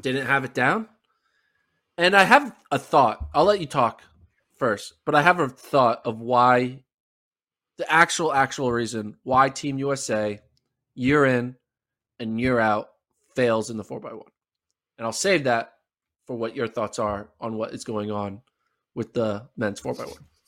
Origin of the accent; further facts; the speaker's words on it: United States; as an American